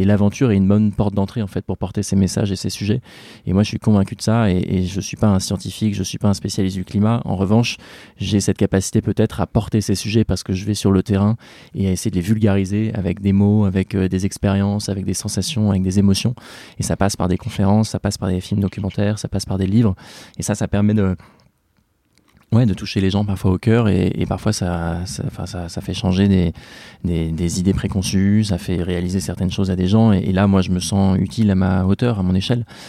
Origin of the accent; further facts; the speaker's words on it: Seine-Maritime, Normandy, France; je suis né en Normandie